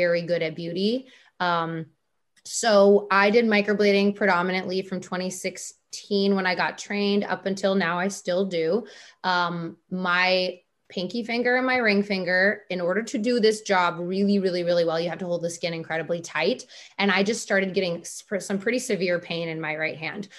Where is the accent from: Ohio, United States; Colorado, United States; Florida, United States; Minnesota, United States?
Minnesota, United States; we're from the Minnesota